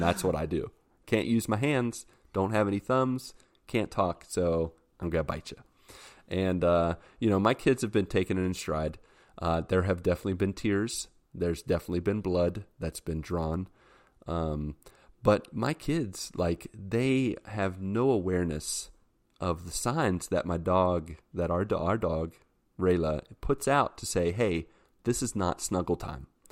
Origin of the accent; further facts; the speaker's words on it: West Virginia, United States; I'm from West Virginia.